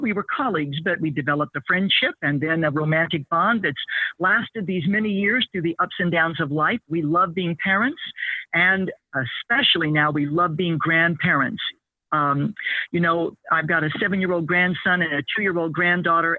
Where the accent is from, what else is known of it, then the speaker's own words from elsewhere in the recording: American Midwest, United States; I grew up in the American Midwest